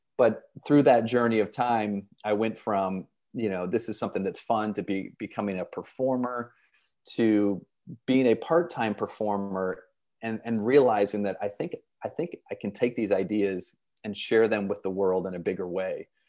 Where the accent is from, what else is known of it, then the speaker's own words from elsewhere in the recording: Flint, Michigan, United States; moved away as an adult; also born or lived in Saint Louis; now in Boston, United States; I grew up in, in Flint, Michigan